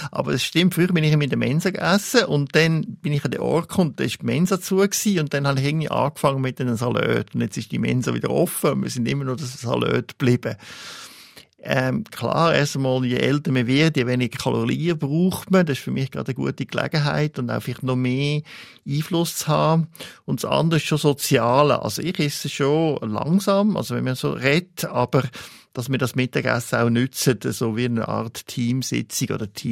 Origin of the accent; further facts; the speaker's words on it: Italy; so als Italiener muss man schon sagen, gibt es ja nur italienisches Essen.